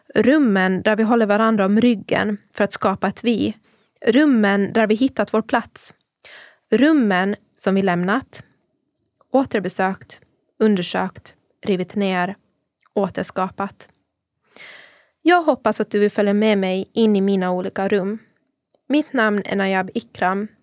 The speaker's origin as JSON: {"language": "Swedish", "country": "Åland Islands", "tie": "born or raised there", "also_born_or_lived": "Bollebygd, Sweden", "moved": "as an adult", "lives_now": "Turku, Finland", "said": "jag är född och uppvuxen på Åland av pakistanska föräldrar"}